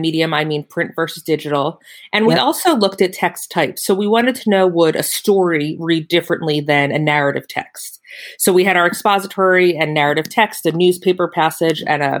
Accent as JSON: {"language": "English", "region": "Pennsylvania", "country": "United States", "said": "I'm from Pennsylvania"}